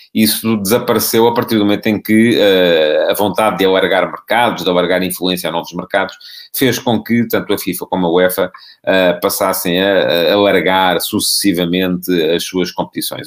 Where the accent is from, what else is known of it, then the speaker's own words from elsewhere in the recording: Ribatejo, Portugal; ele é ribatejano como eu